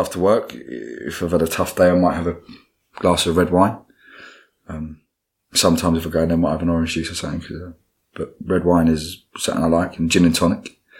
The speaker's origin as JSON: {"language": "English", "town": "High Barnet", "region": "London", "country": "United Kingdom", "said": "High Barnet. It's North London. Not the East."}